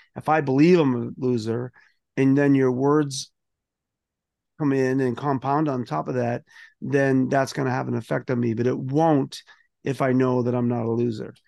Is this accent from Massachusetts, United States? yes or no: yes; Boston, Massachusetts, United States; I grew up in South Boston